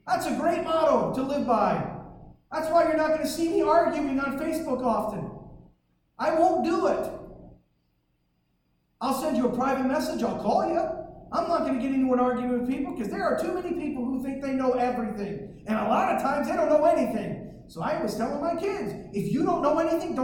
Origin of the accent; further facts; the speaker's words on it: Detroit, Michigan, United States; growing up in Detroit